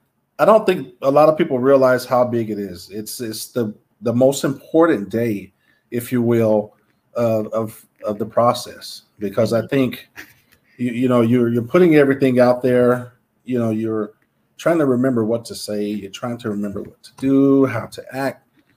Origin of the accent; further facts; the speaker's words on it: Sugar Land, Texas, United States; now in South Dakota, United States; I'm a Navy veteran. Go Navy. I'm originally from Sugarland, Texas, which is right outside of Houston. But I currently live in South Dakota